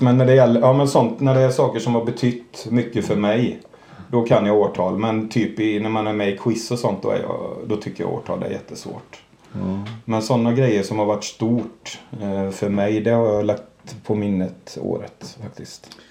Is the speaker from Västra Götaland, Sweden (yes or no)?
yes; Borås, Fritsla, Kinna, Västra Götaland, Sweden; jag är uppvuxen i, först i Borås, sen i Frissla och sen i Kina.